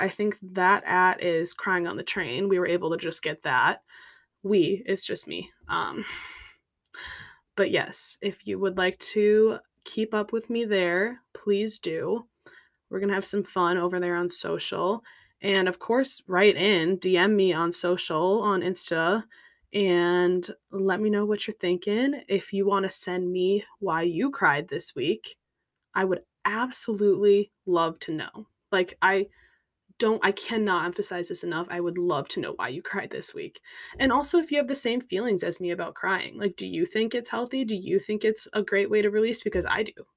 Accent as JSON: {"language": "English", "region": "Minnesota", "country": "United States", "tie": "born or raised there", "moved": "as an adult", "lives_now": "Chicago, United States", "said": "I grew up in Minnesota"}